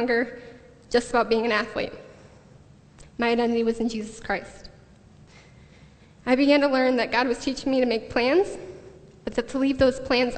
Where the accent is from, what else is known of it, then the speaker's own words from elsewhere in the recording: the Thumb of Michigan, United States; moved away as an adult; also born or lived in Grand Rapids, Michigan; now in Redlands, United States; I am from Michigan, the thumb of Michigan, not West Michigan